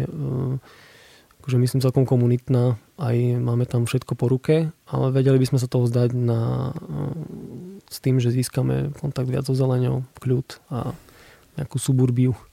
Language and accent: Slovak; Košice, Košice Region, Slovakia; som z Košic, tak ja tam mám kopec pekných spomienok aj miest, kde sa rád vraciam